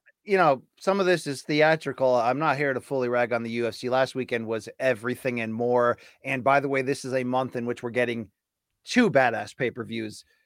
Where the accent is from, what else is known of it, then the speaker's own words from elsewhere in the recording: Naugatuck, Connecticut, United States; I grew up eighteen miles from New Haven, Connecticut